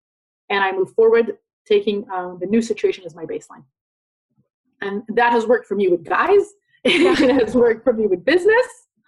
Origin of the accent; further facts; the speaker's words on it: London, United Kingdom; born there; I was born in London, but I'm an Israeli